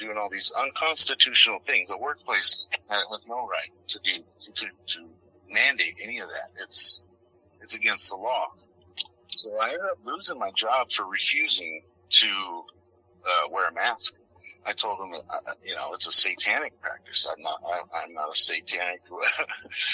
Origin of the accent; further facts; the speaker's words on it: United States; I'm an American